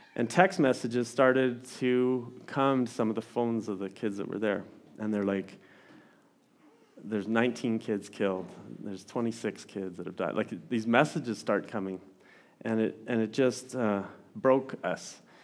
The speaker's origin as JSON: {"language": "English", "town": "Didsbury", "region": "Alberta", "country": "Canada", "tie": "born or raised there", "lives_now": "Olds, Canada", "said": "I grew up in Didsbury"}